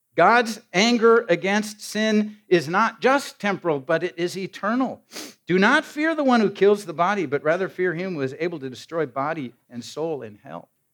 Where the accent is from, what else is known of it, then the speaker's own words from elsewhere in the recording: Iowa, United States; moved away; my hometown in Iowa